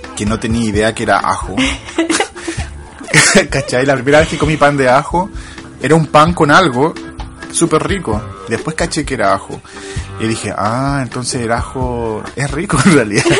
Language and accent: Spanish; Chile; accent: Chilean; also born or lived in England; now in United Kingdom; tratando de esconder lo chileno